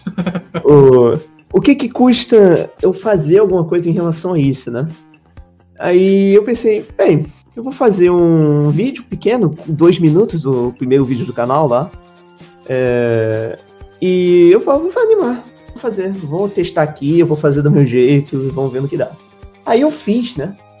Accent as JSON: {"language": "Portuguese", "region": "Rio de Janeiro", "country": "Brazil", "said": "eu sou carioca e brasileiro"}